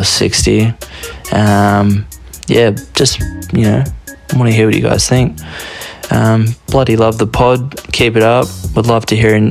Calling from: Brisbane, Queensland, Australia; I'm calling from Brisbane, down in Australia

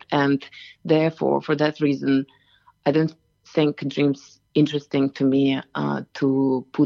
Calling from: Katoomba, New South Wales, Australia; I am calling from Katoomba and um, it's rather chill morning here.

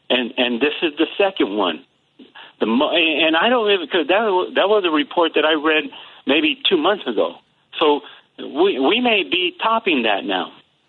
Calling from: North Carolina, United States; So calling from North Carolina

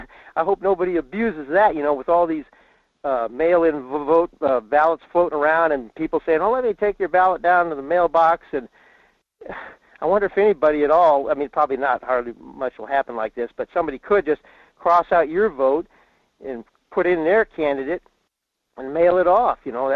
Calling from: Fairbanks, Alaska, United States; in Fairbanks.

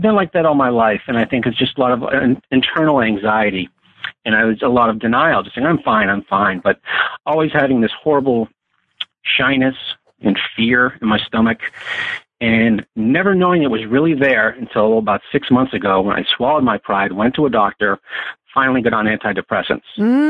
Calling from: Massachusetts, United States; also born or lived in Los Angeles; Yes, I'm calling from Massachusetts.

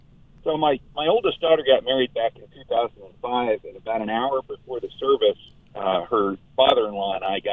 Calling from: Greeley, Colorado, United States; I'm calling you from Aircare, Colorado in Greeley.

